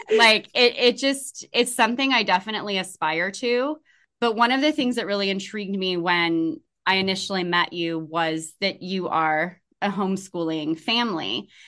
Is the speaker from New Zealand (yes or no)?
no; California, United States; I come from California